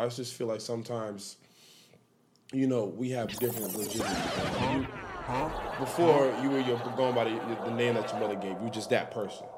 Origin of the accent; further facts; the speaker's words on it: Miami, Florida, United States; I'm from Dade County